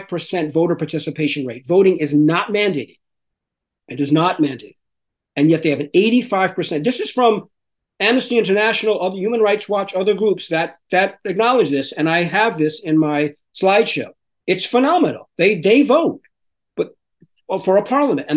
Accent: New York City, New York, United States; me as a New Yorker

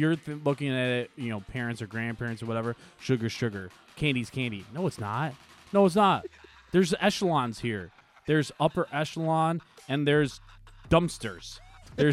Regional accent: Marilla, New York, United States; I grew up in Marilla, which is right next to Alden.

